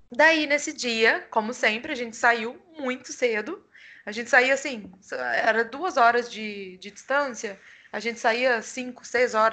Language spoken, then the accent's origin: Portuguese; Brazil; nacional, sou brasileira.